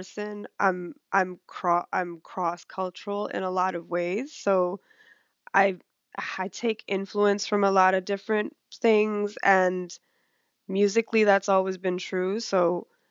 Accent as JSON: {"language": "English", "region": "New York", "country": "United States", "tie": "born or raised there", "also_born_or_lived": "Guyana / Montreal, Canada", "moved": "as an adult", "lives_now": "Toronto, Canada", "said": "I grew up in New York. I wasn't born there. I was born in a country called Guyana in South America"}